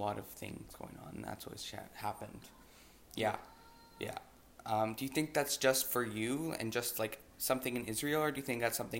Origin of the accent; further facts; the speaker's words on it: Ottawa, Ontario, Canada; I have been born and raised in Canada, Ottawa. I am also 15, and I have always lived in Canada myself, but my father was an immigrant when he was a child